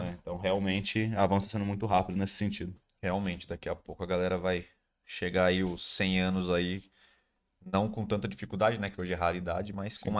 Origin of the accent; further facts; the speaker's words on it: São Paulo, Brazil; porque a gente é, é de São Paulo.